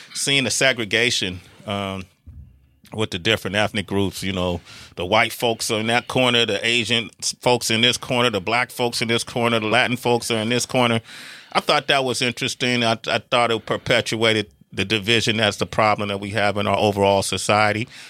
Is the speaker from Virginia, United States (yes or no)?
no; Oakland, California, United States; … and I grew up in Oakland, California